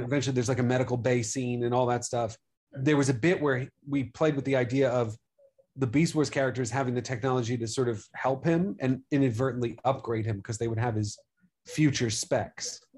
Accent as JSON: {"language": "English", "region": "New York", "country": "United States", "tie": "born or raised there", "said": "growing up in New York"}